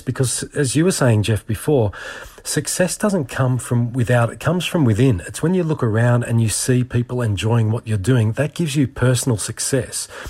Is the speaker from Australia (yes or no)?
yes; Australia; being an Aussie